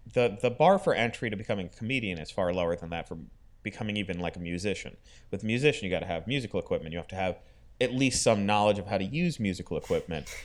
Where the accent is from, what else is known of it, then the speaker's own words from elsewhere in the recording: Florida, United States; growing up in Florida